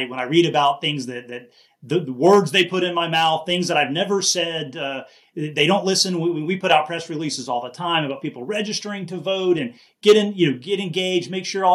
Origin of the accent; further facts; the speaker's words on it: Miami, Florida, United States; also born or lived in Jacksonville area, Florida; I grew up in Miami, so I've seen the changes there from the 70s and 80s to today